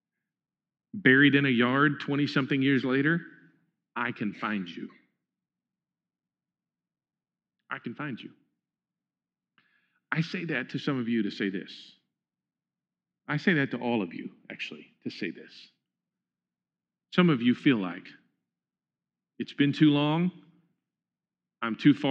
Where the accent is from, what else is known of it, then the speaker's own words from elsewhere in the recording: Huntsville, United States; The house that I grew up in Huntsville